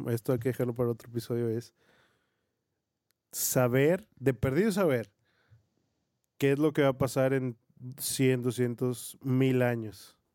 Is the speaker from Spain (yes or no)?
no; Mexico; somos mexicanos, por cierto, y sabemos muy bien